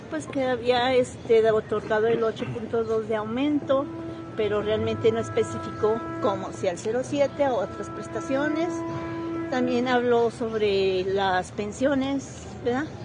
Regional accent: Zacatecas, Mexico; De Zacatecas.

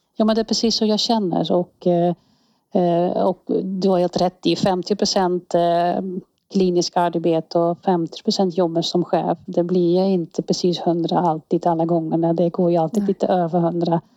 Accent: Netherlands; Swedish is a second language; moved away as an adult; now in Säffle, Sweden; Jag är från Nederländerna, har, är född och växt upp där

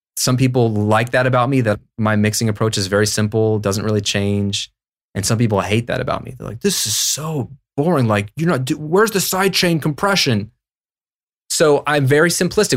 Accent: United States; also born or lived in Virginia / Florida; as an American

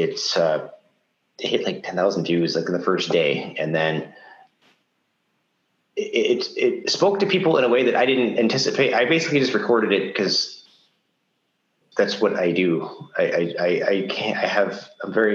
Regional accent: Ottawa, Ontario, Canada; I'm from Ottawa, we don't get tornadoes

